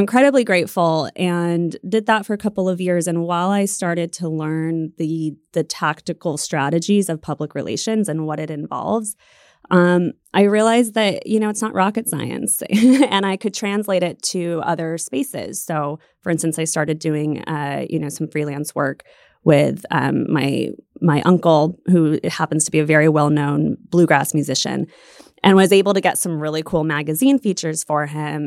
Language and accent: English; Silver City, New Mexico, United States; moved away as an adult; also born or lived in San Diego / New York City; I grew up in Silver City